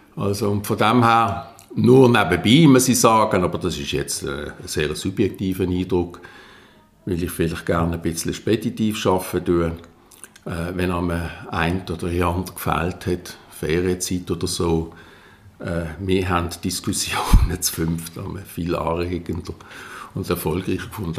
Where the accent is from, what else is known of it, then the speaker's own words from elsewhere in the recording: Basel, Basel-Stadt, Switzerland; bei uns in Basel